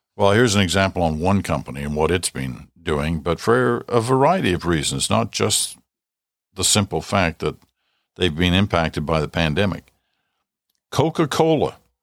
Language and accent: English; Ottawa, Ontario, Canada; also born or lived in Britain; we'd come over from Britain in the mid nineteen fifties, in my early days growing up in Ottawa